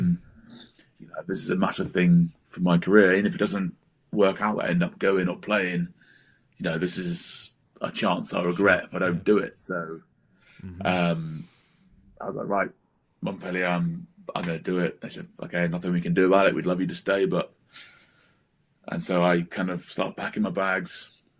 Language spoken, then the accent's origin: English; England, United Kingdom; because I'm a traitor to the English and I'm still English to the Welsh.